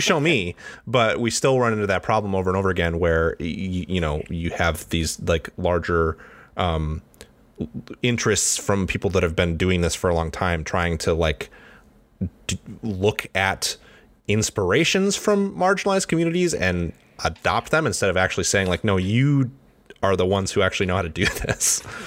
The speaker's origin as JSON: {"language": "English", "town": "Detroit", "region": "Michigan", "country": "United States", "moved": "yes", "said": "I'm from Detroit originally"}